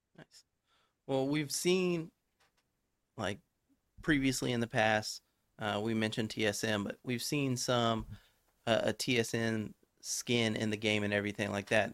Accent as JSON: {"language": "English", "region": "Texas", "country": "United States", "said": "I'm from Texas."}